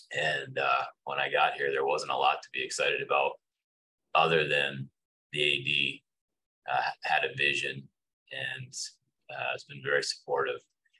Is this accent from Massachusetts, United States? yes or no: yes; Amherst, Massachusetts, United States; I grew up here in Amherst, so we were coming to visit my in-laws.